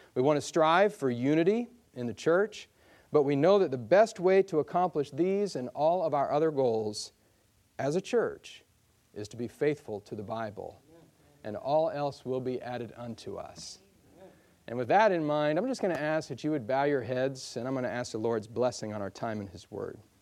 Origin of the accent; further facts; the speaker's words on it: Michigan, United States; I come from Michigan, and, uh, there's just lots of snow there